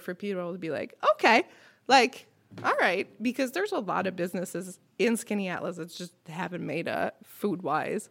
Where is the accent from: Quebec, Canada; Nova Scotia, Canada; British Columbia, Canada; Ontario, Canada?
Quebec, Canada; Montreal; first language French; English is a second language; now in Skaneateles, United States; I'm from Montreal